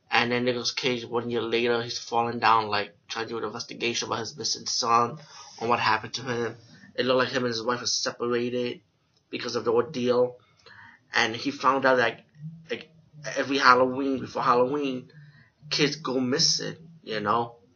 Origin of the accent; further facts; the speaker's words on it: India; pretty much as being Indian, I grew up around these supernatural stories and magic and never misuse it.